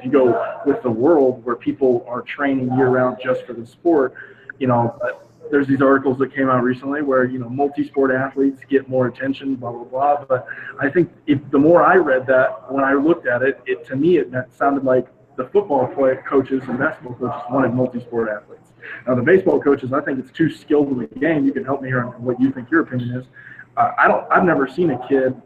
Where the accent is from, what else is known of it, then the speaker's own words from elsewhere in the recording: Northwest Florida, United States; moved away as an adult; now in San Diego, United States; I grew up in Northwest Florida